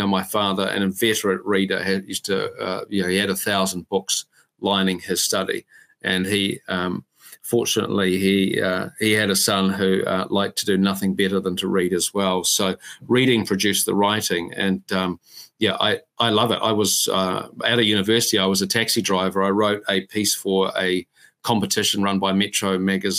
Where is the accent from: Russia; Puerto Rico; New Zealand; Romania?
New Zealand; Whanganui, Manawatū-Whanganui; I grew up in Whanganui